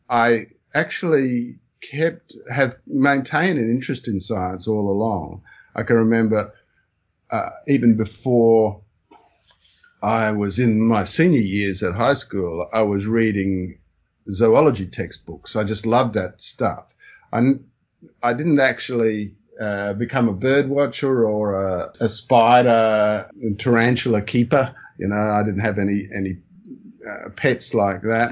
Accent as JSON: {"language": "English", "town": "Brisbane", "region": "Queensland", "country": "Australia", "tie": "born or raised there", "also_born_or_lived": "Melbourne / Singapore", "said": "after being born in Melbourne, my parents moved to Brisbane after a short stint in Singapore"}